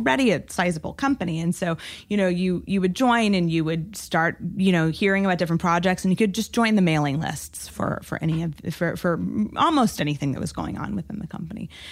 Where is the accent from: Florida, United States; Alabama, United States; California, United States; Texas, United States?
Texas, United States; Amarillo; born or raised there; moved away; also born or lived in Oregon